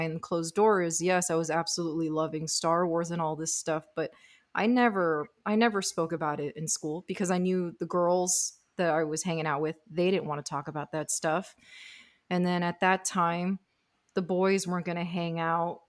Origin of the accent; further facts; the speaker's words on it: Miami, Florida, United States; I was born and raised in Miami